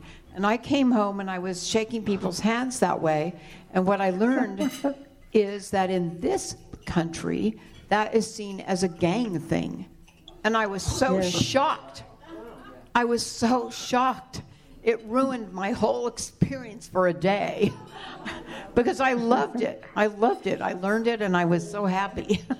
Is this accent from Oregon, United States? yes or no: yes; Oregon, United States; also born or lived in California; from Oregon and California because I just moved there.